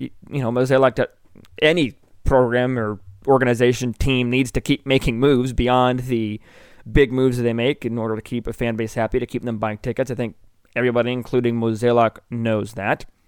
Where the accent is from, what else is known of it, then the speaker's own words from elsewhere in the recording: Bloomington, Illinois, United States; moved away as an adult; now in Columbia, Missouri, United States; I grew up in Bloomington, Illinois.